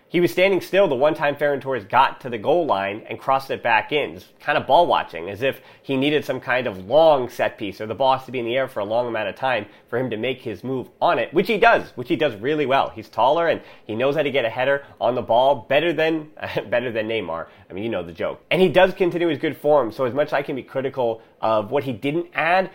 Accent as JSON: {"language": "English", "country": "United States", "said": "as an American"}